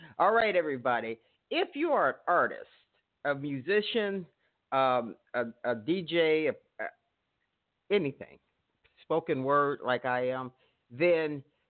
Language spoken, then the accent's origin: English; Chicago, Illinois, United States; I'm from Chicago.